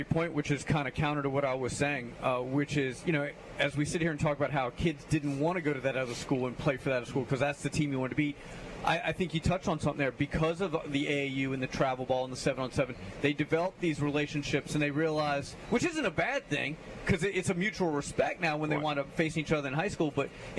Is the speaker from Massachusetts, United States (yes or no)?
no; Theodore, Alabama, United States; I'm from Theodore.